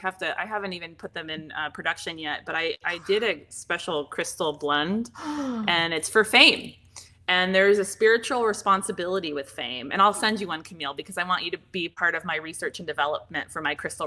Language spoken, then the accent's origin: English; Pacific Northwest, United States; I didn't hear about it growing up because I didn't grow up out here. I grew up in the Pacific Northwest